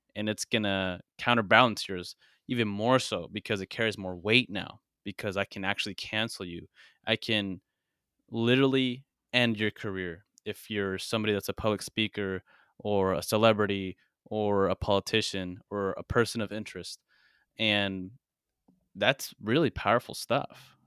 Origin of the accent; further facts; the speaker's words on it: United States; I was born here, and I do live here